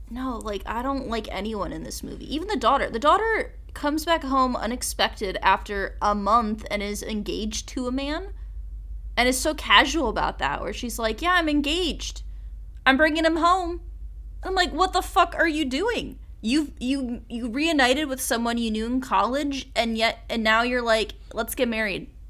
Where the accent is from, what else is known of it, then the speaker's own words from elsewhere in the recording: suburban Midwest, United States; someone from a, w, like, a suburban Midwestern ta, like, city area